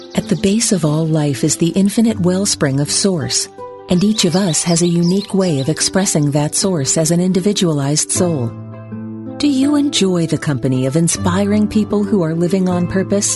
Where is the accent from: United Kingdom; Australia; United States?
United States; the South; I was raised in the South.